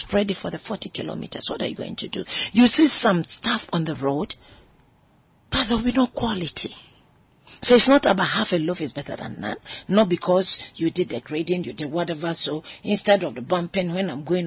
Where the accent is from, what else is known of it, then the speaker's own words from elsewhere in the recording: Ghana; I'm a Ghanaian woman